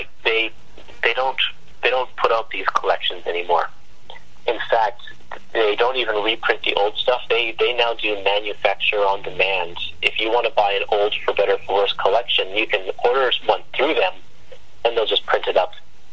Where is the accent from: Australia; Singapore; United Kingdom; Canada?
Canada; And I'm Canadian. I live in Vancouver.